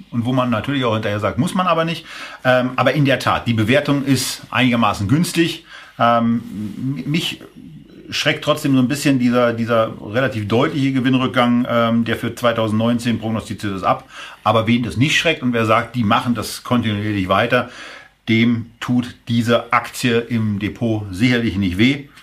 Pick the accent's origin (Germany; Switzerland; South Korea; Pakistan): Germany; Berlin; Ich bin Berliner. Ich motze